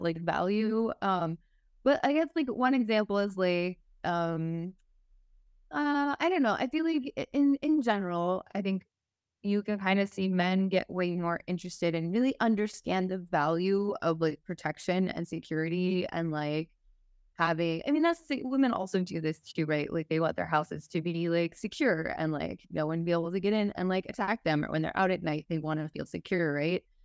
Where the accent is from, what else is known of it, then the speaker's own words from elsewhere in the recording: Texas, United States; I'm from Texas, so maybe this is, like, Texan for you also, so maybe I'm also speaking from, like, cultural upbringing